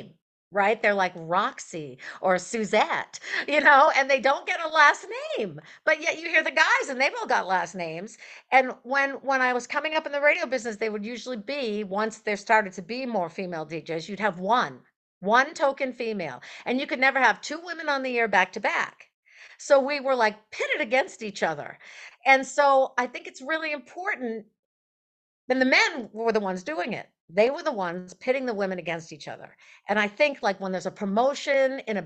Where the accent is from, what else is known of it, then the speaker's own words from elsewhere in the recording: Maine, United States; I grew up in Maine.